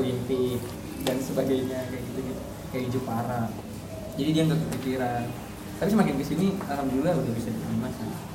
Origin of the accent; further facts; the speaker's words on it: Makassar, South Sulawesi, Indonesia; moved away as an adult; also born or lived in Bandung; saya dari Makassar